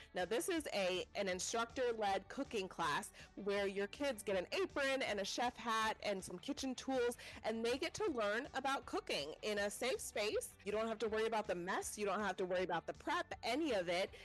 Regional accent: Colorado, United States; now in Houston, United States; I'm from Colorado

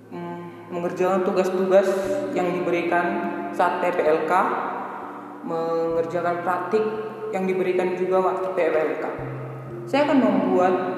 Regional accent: Sidikalang, North Sumatra, Indonesia; saya berasal dari Sidikal

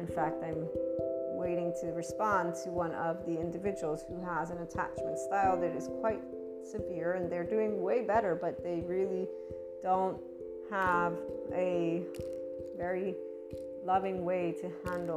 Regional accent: United States; I am born and raised in the United States, even though I'm bicultural

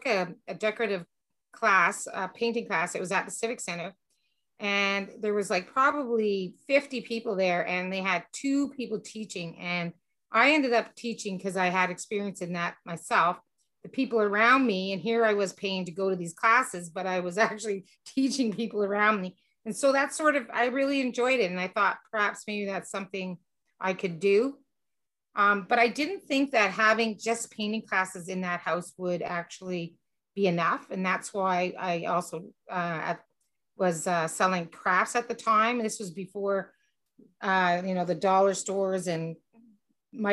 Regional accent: Petawawa, Ontario, Canada; moved away as an adult; also born or lived in Greenwood, Nova Scotia / Ottawa; I'm originally from Petawawa

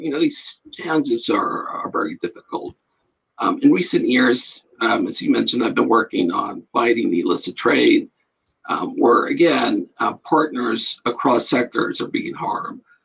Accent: El Paso, Texas, United States; moved away as an adult; I grew up in El Paso, Texas

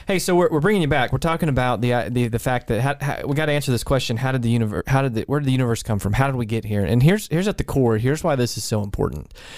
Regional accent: College Station, Texas, United States; moved away; where I grew up in College Station

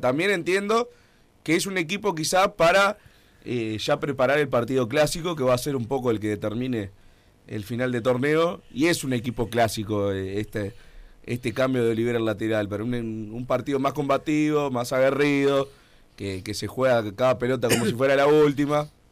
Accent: Uruguay

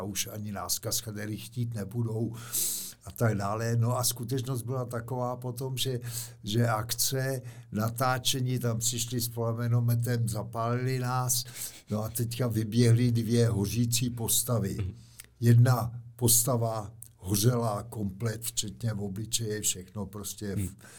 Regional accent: Czechia; my Češi, kaskadeři

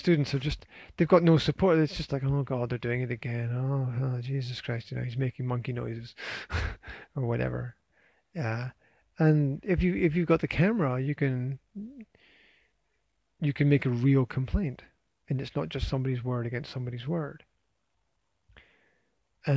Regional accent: Scotland, United Kingdom; being Scottish

